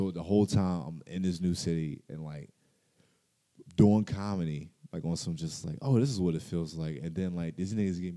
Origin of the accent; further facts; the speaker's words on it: United States; I'm American